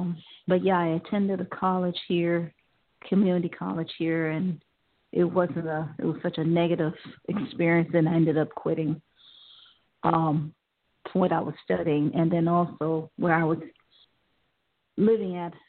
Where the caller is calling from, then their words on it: Ohio, United States; I'm calling from Ohio.